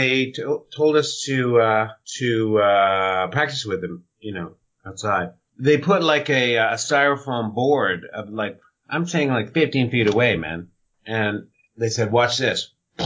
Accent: Philadelphia, Pennsylvania, United States; also born or lived in Toronto, Canada; so, you know, I'm a North American and so I was brought up in Philadelphia and in Toronto.

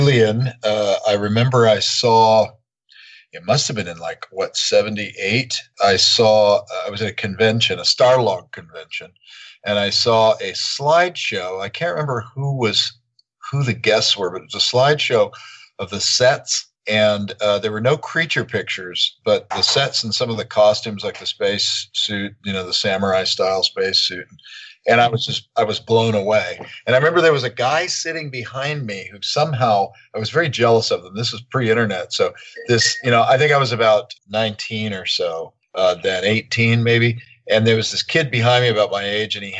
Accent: Santa Ana, California, United States; where I grew up in Santa Ana

